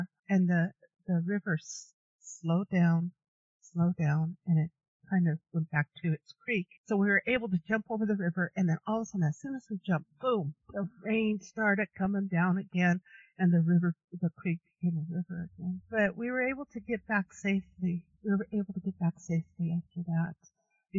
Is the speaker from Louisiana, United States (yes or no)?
no; Denver, Colorado, United States; I'm from Denver.